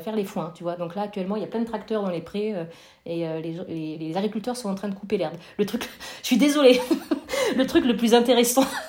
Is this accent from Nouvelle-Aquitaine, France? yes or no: yes; Corrèze, Nouvelle-Aquitaine, France; now in Nantes, France; j'ai grandi en Corrèze